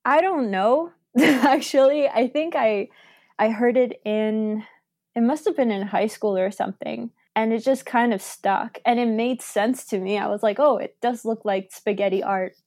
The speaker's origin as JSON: {"language": "English", "country": "Argentina", "moved": "yes", "lives_now": "Canada", "said": "I'm originally from Argentina"}